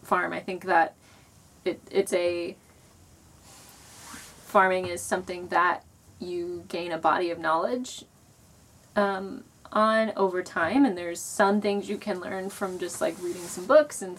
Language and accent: English; Louisville, Kentucky, United States; moved away; I'm from Louisville